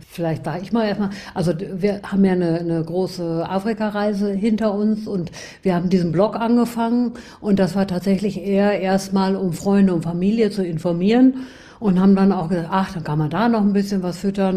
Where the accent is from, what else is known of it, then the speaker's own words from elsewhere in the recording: Gütersloh, North Rhine-Westphalia, Germany; moved away; Ich äh, bin, wie du schon gesagt hast, aus Gütersloh ähm, geboren und dann über Umwegen ein bisschen quer durch Deutschland und wieder nach Gütersloh zurückgekommen